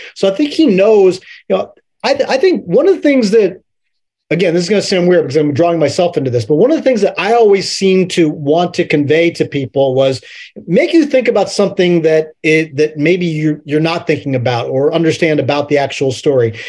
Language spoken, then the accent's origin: English; Middletown, Pennsylvania, United States; moved away; I'm from, I'm from Middletown, Pennsylvania